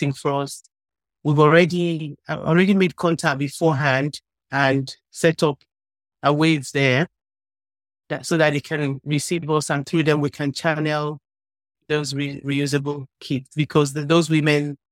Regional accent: Nigeria; I'm from Nigeria

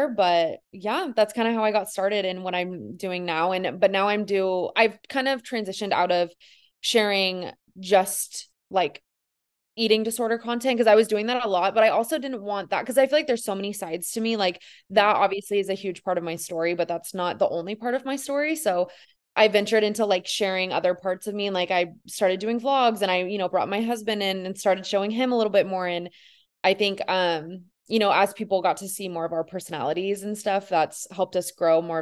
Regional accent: Northern California, United States; now in Los Angeles, United States; I am originally from Northern California. That's where I grew up

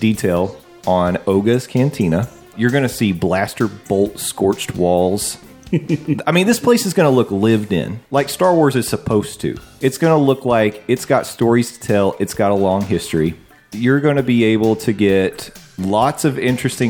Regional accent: England, United Kingdom; I'm from England

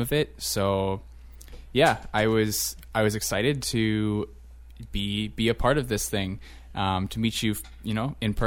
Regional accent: St. Catharines, Ontario, Canada; moved away; I come from St. Catharines, which maybe the demographics have changed since I left there a number of years ago, but I definitely grew up being the visible majority

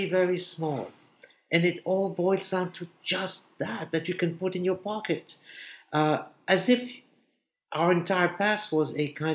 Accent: Egypt; now in New York, United States; my past as a Jewish boy growing up in Egypt

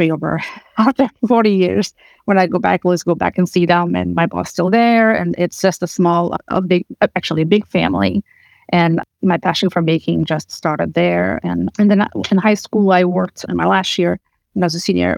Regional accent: Portugal; moved away as an adult; now in United States; I grew up in Portugal, came here to study in the U.S.

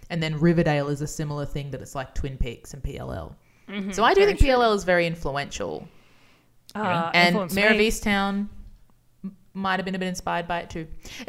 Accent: Brisbane, Queensland, Australia; I'm from Brisbane.

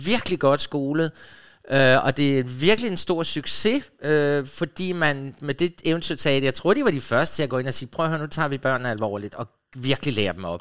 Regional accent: Funen, Southern Denmark, Denmark; Jeg kommer jo fra Fyn, hvor vi så tysk tv

